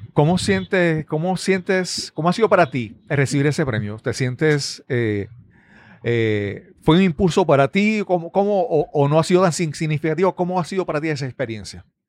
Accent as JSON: {"language": "Spanish", "country": "Puerto Rico", "said": "hablando como puertorriqueño"}